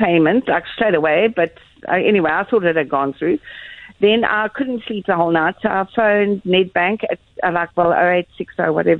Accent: Stellenbosch, Western Cape, South Africa; we're from Stellenbosch

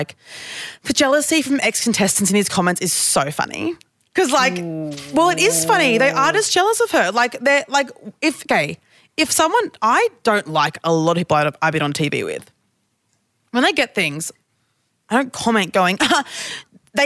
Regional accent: Queensland, Australia; this is just how I speak because I'm from Queensland

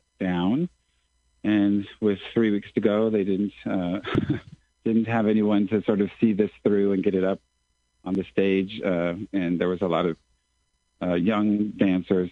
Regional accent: San Diego, California, United States; moved away as an adult; also born or lived in Southern Africa / Southeast Asia / Manila, Philippines; I'm from San Diego, California, originally, and that's where I had all my training

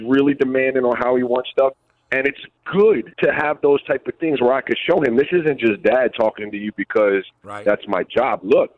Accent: U.S. Virgin Islands; And I grew up in the Virgin Islands, so we didn't get every NBA game at the time.

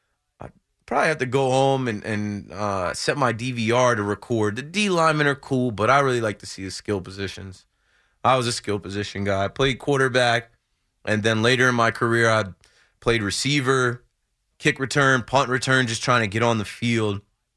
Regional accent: New Jersey, United States; I'm from Jersey. I'm in New York all the time.

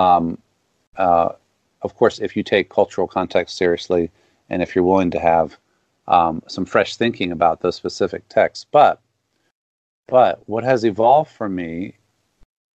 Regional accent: the South, United States; as a Southerner and a Southern Baptist for a long time

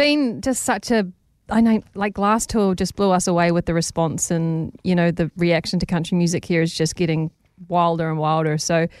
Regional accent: Waimate, Canterbury, New Zealand; moved away as an adult; now in Nashville, United States; my hometown, Waimate

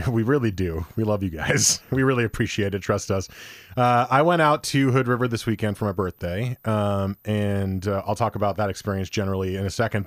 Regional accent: New Jersey, United States; I grew up in New Jersey

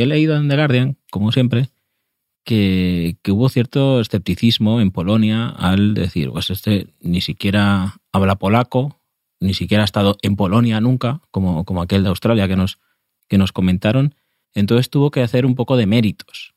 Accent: Spain; no somos los españoles

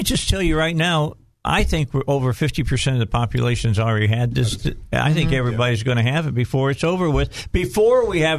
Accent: outside of Chicago, Illinois, United States; now in Arkansas, United States; I grew up outside of Chicago

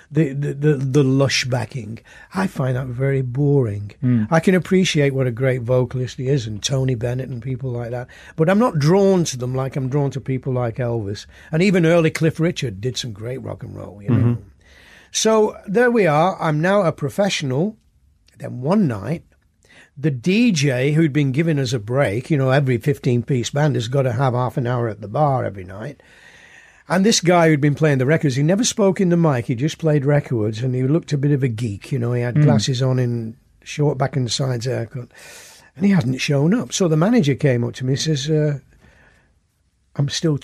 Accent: Oldham, North West England, United Kingdom; moved away as an adult; my hometown

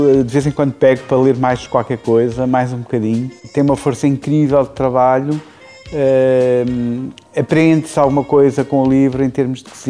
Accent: Portugal; Eu diria que a minha cozinha é uma mescla de, de várias influências, mas obviamente sendo português, ela está muito presente.

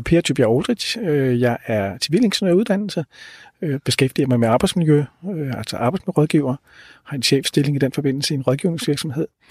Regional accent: Denmark; som danskere

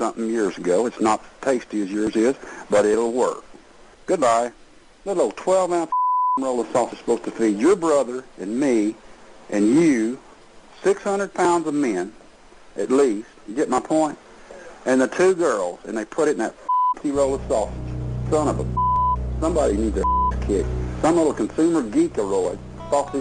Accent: Texas, United States; I'm not from the North. I'm a Texas man

